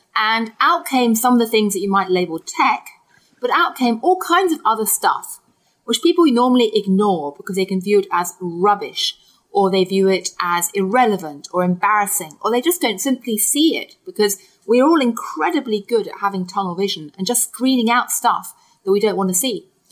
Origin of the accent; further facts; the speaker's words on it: United Kingdom; I grew up in Britain eating Kit Kat